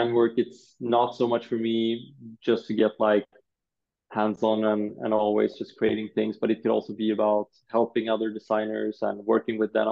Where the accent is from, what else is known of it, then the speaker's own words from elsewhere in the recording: Sweden; I'm born and raised in Sweden